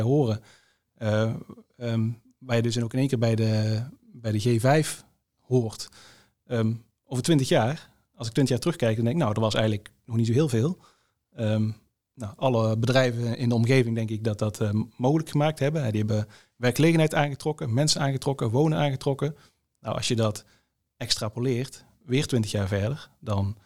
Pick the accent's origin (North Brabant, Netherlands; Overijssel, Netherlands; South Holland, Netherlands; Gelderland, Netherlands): North Brabant, Netherlands; Tilburg; moved away as an adult; now in Eindhoven, Netherlands; ik ben geboren in Tilburg